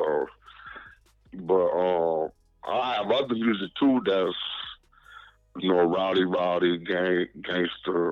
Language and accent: English; Lansing, Michigan, United States; also born or lived in Blytheville, Arkansas; I'm out of Lansing, Michigan. I was born in Blytheville, Arkansas, but I was raised up here.